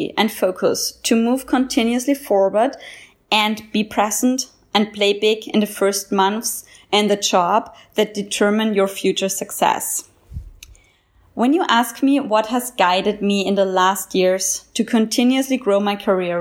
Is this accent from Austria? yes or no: yes; Austria; also born or lived in Ethiopia; now in Jamaica; I come from the Austrian mountains, moved to Ethiopia, and now I live and work as expat